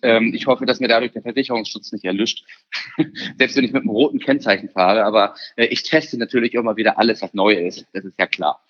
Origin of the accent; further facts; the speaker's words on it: Germany; bei uns in Deutschland